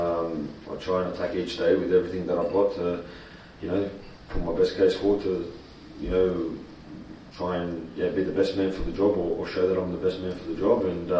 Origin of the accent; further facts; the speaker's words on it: Australia; what we stand for as being, yeah, the Australian national team and being an Australian.